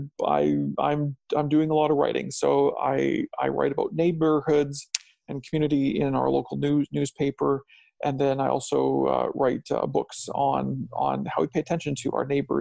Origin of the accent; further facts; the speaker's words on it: Alberta, Canada; also born or lived in Saskatchewan / Strathmore, Alberta / Langdon, Alberta; now in Chestermere, Canada; I was born in Saskatchewan and spent my young childhood there, and then we moved to Alberta. And so I lived in Strathmore, a town east of Calgary